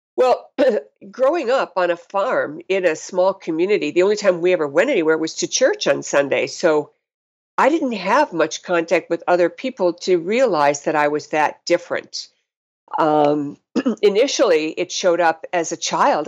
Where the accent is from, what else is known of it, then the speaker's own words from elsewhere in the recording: North Ridgeville, Ohio, United States; moved away as an adult; also born or lived in Madison, Wisconsin / West Coast / Montana; grew up in a little town called North Ridgeville, Ohio